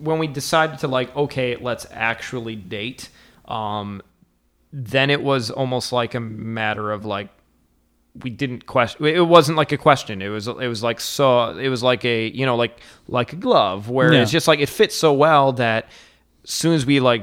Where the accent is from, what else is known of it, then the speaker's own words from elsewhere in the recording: Howell, Michigan, United States; also born or lived in Ann Arbor, Michigan / Ferndale, Michigan; I grew up in like the Howell Heartland area